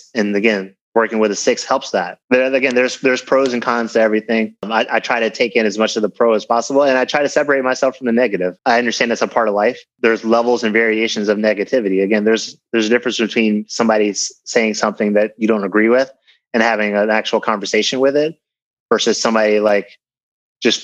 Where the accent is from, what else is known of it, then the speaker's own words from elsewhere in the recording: just north of Richmond, Virginia, United States; also born or lived in Philadelphia, Pennsylvania / New Jersey / New York City; now in California, United States; I grew up mostly in Virginia. So I spent a lot of time in Philadelphia as well. I was born in Philadelphia